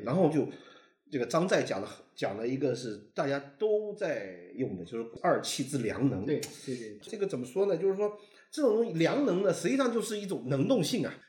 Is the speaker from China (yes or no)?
yes; China; 我们中国人， 我们传统文化里面对这样一个鬼神世界的想象，它包容性极强